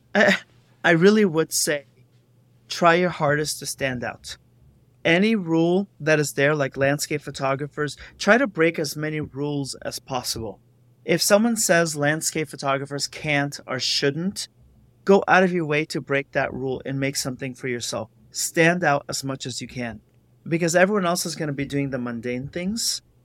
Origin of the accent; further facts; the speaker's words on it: Los Angeles, California, United States; I am from Los Angeles